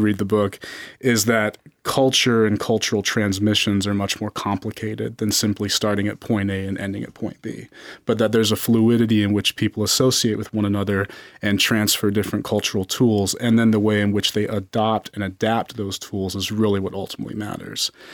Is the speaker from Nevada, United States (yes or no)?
yes; Las Vegas, Nevada, United States; I was born and raised in Las Vegas